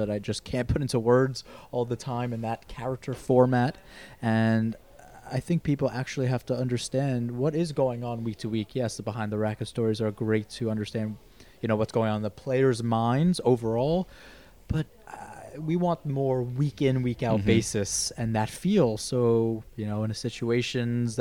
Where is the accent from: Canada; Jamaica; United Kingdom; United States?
United States; New York; I'm a New Yorker.